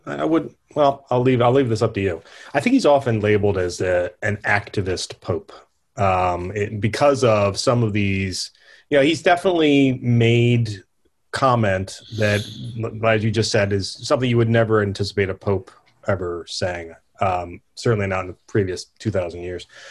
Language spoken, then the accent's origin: English; United States; I'm an American